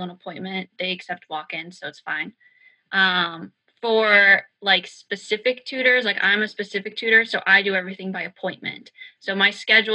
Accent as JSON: {"language": "English", "region": "Virginia", "country": "United States", "moved": "yes", "said": "I'm from Virginia. I love my home state."}